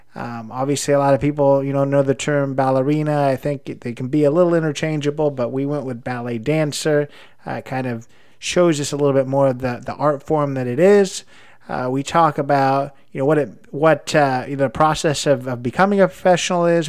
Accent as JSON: {"language": "English", "region": "Indiana", "country": "United States", "said": "I'm from Indiana, I live in Indianapolis"}